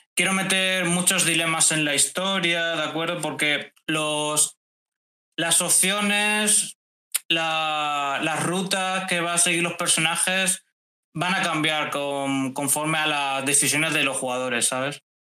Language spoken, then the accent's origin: Spanish; Valencia, Valencian Community, Spain; de Valencia, una ciudad aquí de España